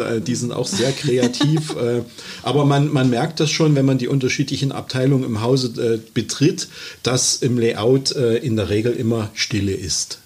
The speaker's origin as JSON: {"language": "German", "town": "Halle", "region": "Saxony-Anhalt", "country": "Germany", "tie": "born or raised there", "said": "ich bin ähm, gebürtiger Sachsen-Anhaltiner, äh, Halle an der Saale und äh, habe dort halt meine Ausbildung ganz klassisch genossen"}